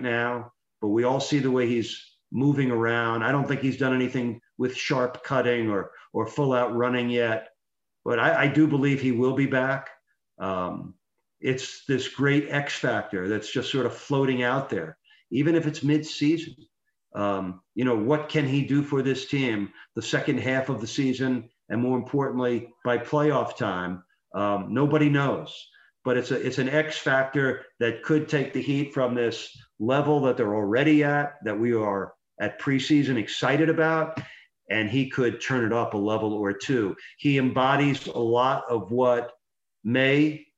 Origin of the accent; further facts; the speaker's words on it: New York, United States; moved away; I grew up in New York.